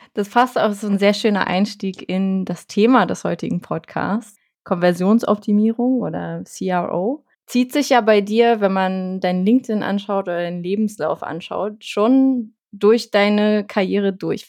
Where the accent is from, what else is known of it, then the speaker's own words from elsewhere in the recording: Berlin, Germany; ich als Berliner